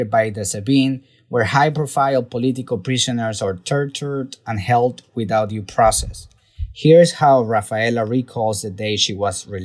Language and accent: English; Venezuela; moved away as an adult; now in United States; the director of the Future Venezuela initiative at CSIS. I was born and raised in Venezuela. I left the country in 2012 to pursue better opportunities and a safer life in the United States.